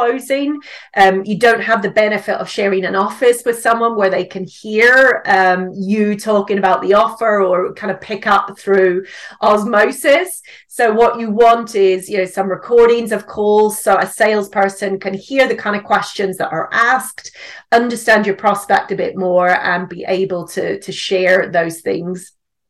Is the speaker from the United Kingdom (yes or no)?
yes; Northern Ireland, United Kingdom; accent: mix of British and Northern Irish; So I'm actually from Northern Ireland. So I live in the UK with my husband and my son now, but the accent is a bit of a mix of British and Northern Irish, I would say.